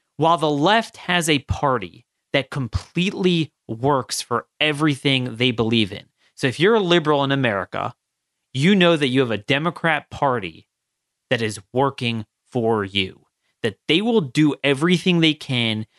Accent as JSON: {"language": "English", "region": "Maryland", "country": "United States", "said": "my home state of Maryland and Baltimore"}